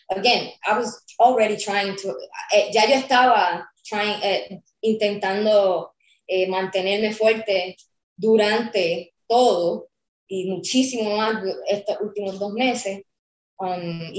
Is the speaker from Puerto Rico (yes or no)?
yes; Puerto Rico; now in United States; yo me vine de Puerto Rico sola, con literalmente solamente clothes on my back